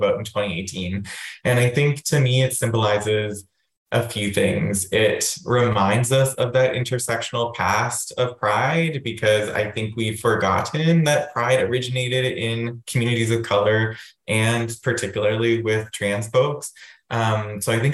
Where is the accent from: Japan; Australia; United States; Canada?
Canada; Waterloo, Ontario; now in London, Canada; growing up in Waterloo